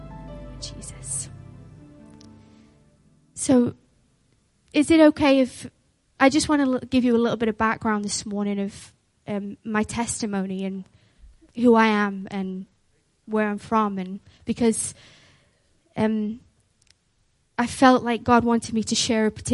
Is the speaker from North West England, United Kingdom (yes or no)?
yes; Liverpool, North West England, United Kingdom; I was born and raised in Liverpool